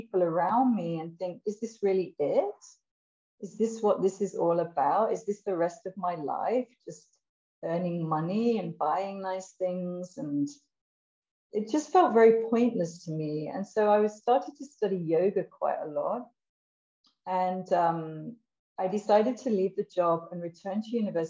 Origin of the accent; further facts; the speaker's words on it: England, United Kingdom; I'm from England, and I would say I had quite a normal sort of background, nothing sort of really exceptional or extraordinary. I had a, you know, I had a happy childhood, and I would say I was pretty English